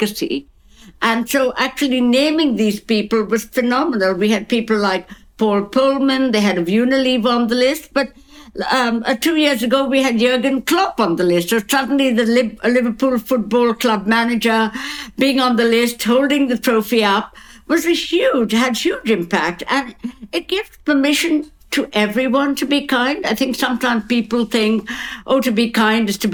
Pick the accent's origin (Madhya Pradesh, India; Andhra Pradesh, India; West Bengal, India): West Bengal, India; Kolkata; now in London, United Kingdom; I'm from Calcutta.